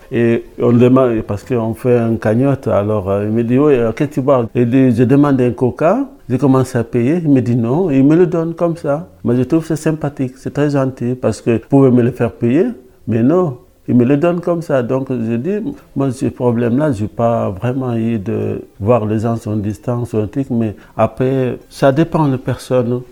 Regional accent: Dakar, Senegal; also born or lived in Paris, France / Pau, France; now in Saint-Jean-Pied-de-Port, France; Je viens de Dakar, même à la capitale. L'endroit qu'on appelle le plateau, c'est à 2 km du palais présidentiel. Je grandis là

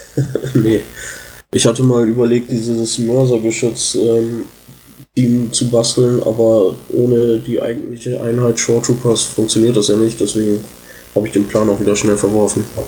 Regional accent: Oldenburg, Lower Saxony, Germany; Ich komme aus Oldenburg, bin Teil der Community hier

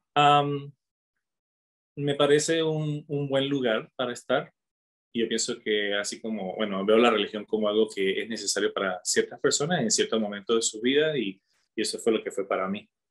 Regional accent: Caracas, Capital District, Venezuela; moved away as an adult; also born or lived in Utah, United States / Provo, Utah, United States; now in Colorado, United States; Soy de Venezuela, de Caracas

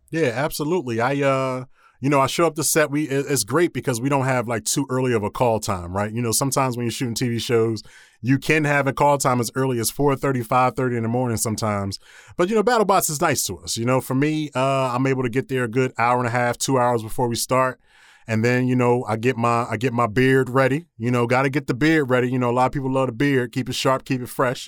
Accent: Philadelphia, Pennsylvania, United States; moved away as an adult; also born or lived in Williamsburg, Virginia; I'm born and raised in Philadelphia

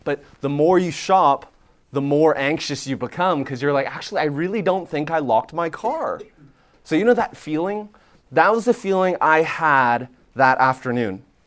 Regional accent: Canada; moved away as an adult; now in Nashville, United States; I'm Canadian

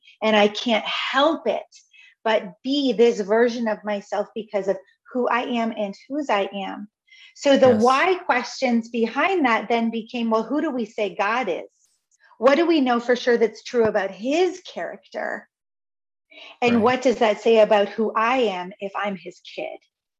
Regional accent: Canada; I am Canadian. I am a Christian. I am a woman. I am white.

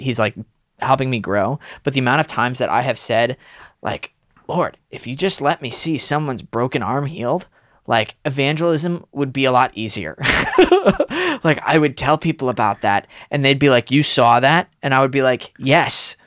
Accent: Connecticut, United States; I grew up in Connecticut

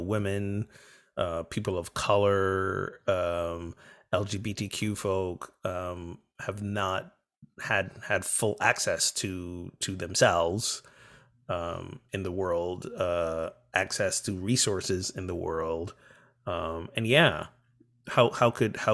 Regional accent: Barbados; I'm from Barbados

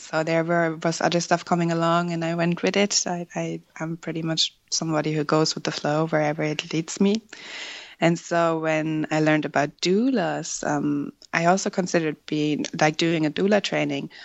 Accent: Germany; first language German; English is a second language; moved away as an adult; now in Ireland; I was born and raised in Germany uh, where I met my husband in 2009

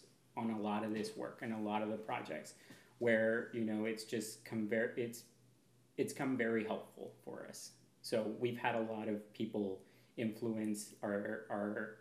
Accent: Pacific Northwest, United States; also born or lived in Seattle, Washington; now in Cathlamet, United States; I'm from the Pacific Northwest

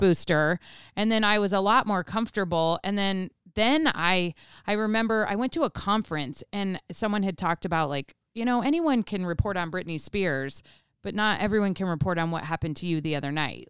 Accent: Colorado, United States; grew up in Colorado

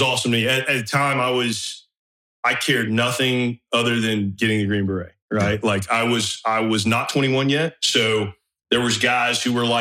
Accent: northeast of Atlanta, between Atlanta and Athens, Georgia, United States; moved away as an adult; I was just some kid from Georgia

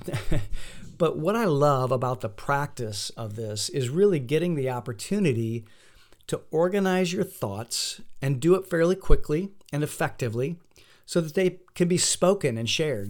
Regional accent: Fort Wayne, Indiana, United States; moved away; my hometown of Fort Wayne, Indiana

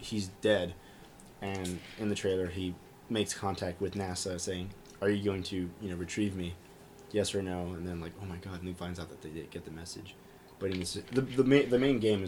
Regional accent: United States; we're American

